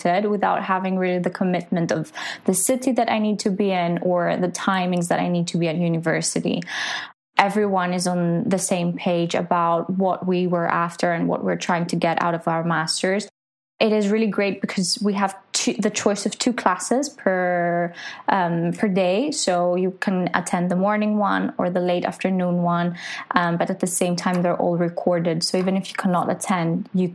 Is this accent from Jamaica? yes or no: no; Greece; now in London, United Kingdom; I am studying in London, but I'm originally from Greece